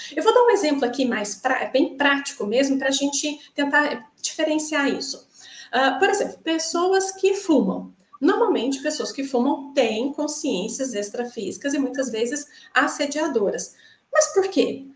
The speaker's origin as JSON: {"language": "Portuguese", "region": "Minas Gerais", "country": "Brazil", "moved": "as an adult", "lives_now": "Joinville, Brazil", "said": "eu estou atualmente em Joinville é, eu sou de Minas, né, estou aqui há três anos"}